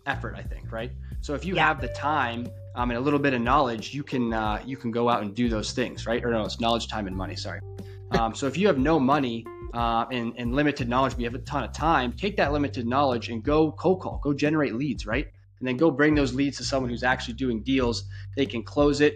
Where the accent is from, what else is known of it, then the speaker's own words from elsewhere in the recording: New Hampshire, United States; now in Florida, United States; I was originally from New Hampshire, and it is freaking rural up there